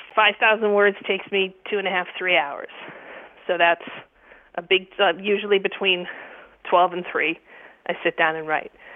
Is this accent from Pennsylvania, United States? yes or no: yes; Erie, Pennsylvania, United States; moved away as an adult; also born or lived in Isle of Man / England / Washington D.C.; now in Buffalo, United States; I grew up in Erie, Pennsylvania